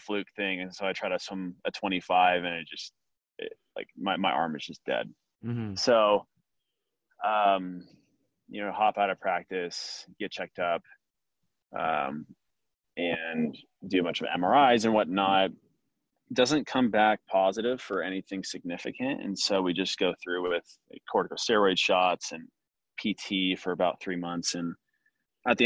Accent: Laguna Hills, California, United States; the club pool I grew up training at in Nelly Gale at Laguna Hills

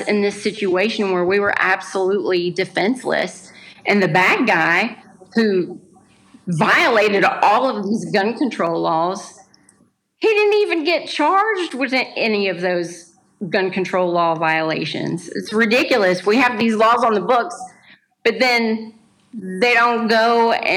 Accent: Tennessee, United States; I am from Tennessee. I'm visiting Montana

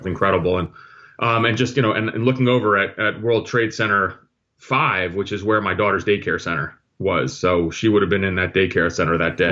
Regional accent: New Jersey, United States; also born or lived in Athens, Greece / New York City; I grew up in New Jersey

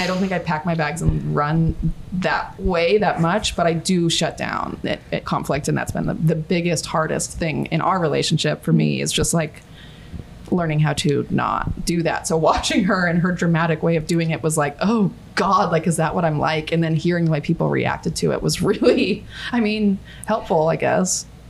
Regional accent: Australia; For example, I'll out myself as an Aussie, which is so embarrassing because Aussie quickly became the villain.

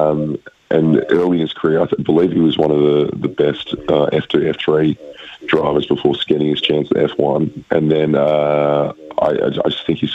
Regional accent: Perth, Western Australia, Australia; I'm originally from Perth

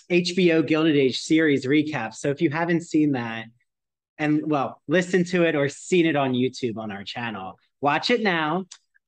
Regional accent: New Jersey, United States; moved away; also born or lived in Long Island; I'm from New Jersey

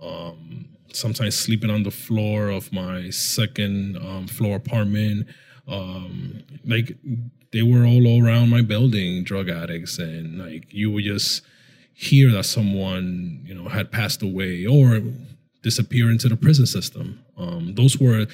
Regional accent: New York City, New York, United States; also born or lived in Washington Heights, New York; I was raised in the University Heights section of the Bronx

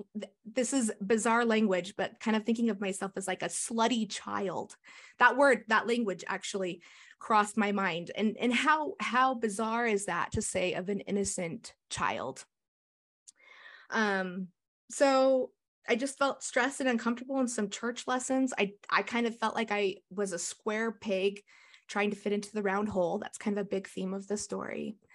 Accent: Cottonwood Heights, Utah, United States; I grew up in Cottonwood Heights, Utah. And that's where I live now. We're in Cottonwood Heights.

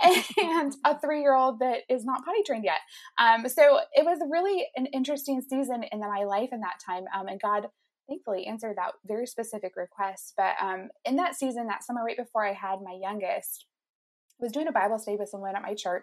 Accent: Indiana, United States; I'm from Indiana. I live there with my husband, Nate

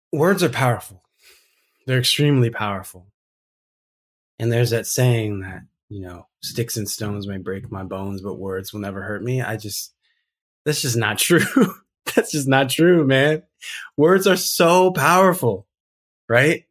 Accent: South Pasadena, California, United States; also born or lived in Alhambra / Rowland Heights; I grew up in South Pasadena, San Marino area.

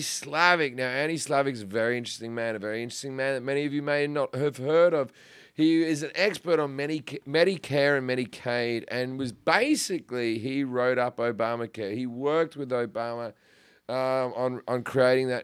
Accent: Sydney, New South Wales, Australia; moved away as an adult; also born or lived in Perth; now in United States; I'm from Sydney

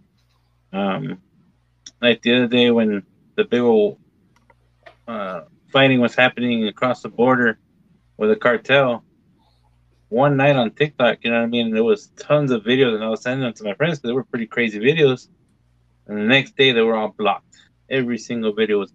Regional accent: United States; I was born in the United States, but they were both from Mexico. They taught me Spanish because I was a baby.

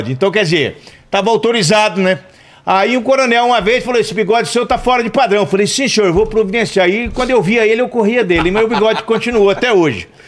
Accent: Maringá, Paraná, Brazil; also born or lived in Londrina; Não, não, não tenho nenhum, nenhum tipo de lembrança, até porque eu vim para Maringá com poucos meses.

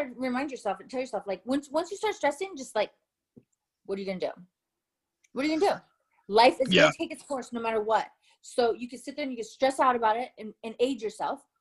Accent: Tucson, Arizona, United States; moved away; Tucson, Arizona, born and raised.

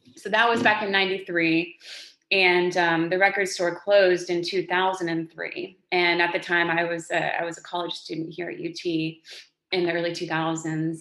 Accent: Texas, United States; moved away; I'm from Texas

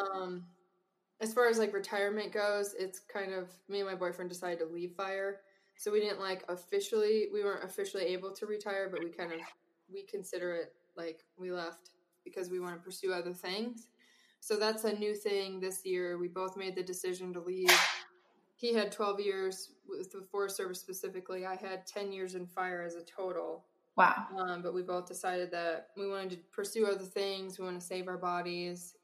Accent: Wisconsin, United States; moved away as an adult; growing up in Wisconsin

